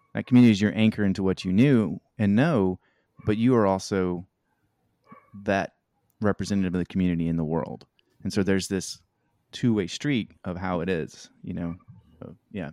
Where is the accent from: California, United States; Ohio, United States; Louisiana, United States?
Louisiana, United States; Shreveport; moved away as an adult; also born or lived in Mozambique; now in North Little Rock, United States; we're kind of from the North Louisiana area, Shreveport, Mansfield area